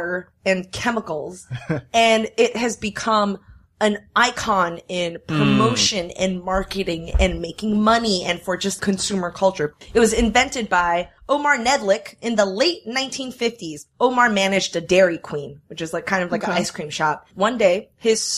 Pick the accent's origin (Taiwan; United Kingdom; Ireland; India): Taiwan; moved away; I grew up in Taiwan